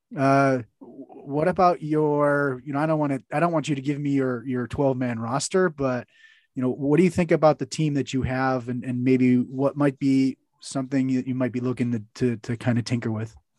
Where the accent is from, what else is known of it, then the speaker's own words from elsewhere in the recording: United States; as an American